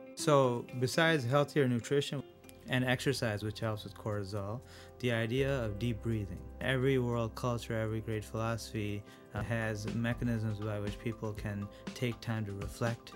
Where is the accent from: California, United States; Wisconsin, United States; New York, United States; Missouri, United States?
New York, United States; Rochester; also born or lived in India; I was born in India, uh, and when I was seven, I moved to Rochester